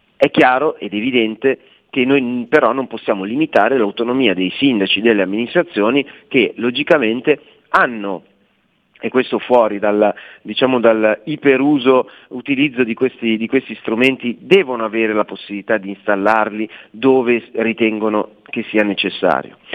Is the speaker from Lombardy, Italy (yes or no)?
yes; Milan, Lombardy, Italy; siamo milanesi